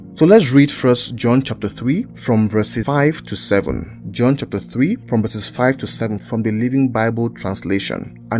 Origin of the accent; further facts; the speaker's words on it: Cameroon; So now we claim that we are Cameroonians at birth. We are born from Cameroonian parents. So we are Cameroonians. Our parents were Bakossi or are Bakossi. So it means we are Bakossi. Bakossi is a tribe in the southwest region in Cameroon.